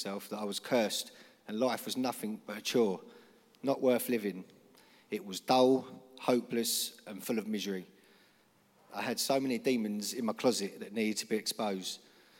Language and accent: English; London, United Kingdom; I'm 38. I'm a scaffolder from South London. I'm in recovery, but I'm also a child of God.